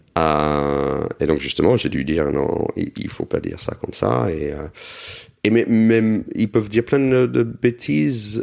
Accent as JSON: {"language": "French", "country": "United States", "tie": "born or raised there", "moved": "yes", "lives_now": "Paris, France", "said": "j'ai grandi aux États-Unis dans une communauté juive"}